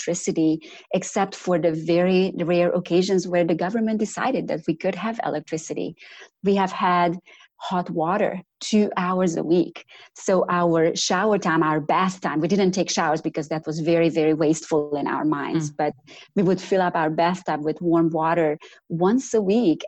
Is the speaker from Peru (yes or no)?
no; Romania; accent: Romanian; now in North Carolina, United States; But my accent originally comes from Romania. So I grew up in communist Romania